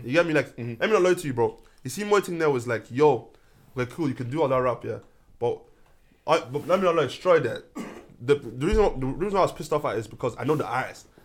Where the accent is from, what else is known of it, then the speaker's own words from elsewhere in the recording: Ireland; as Irish people, as even black as black Irish people